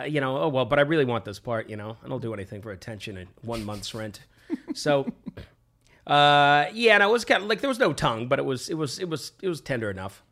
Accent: Vancouver, British Columbia, Canada; I was born in Vancouver

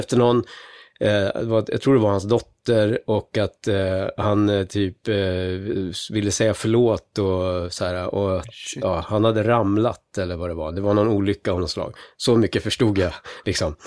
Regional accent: Gothenburg, Västra Götaland, Sweden; jag är uppvuxen i Haga i Göteborg

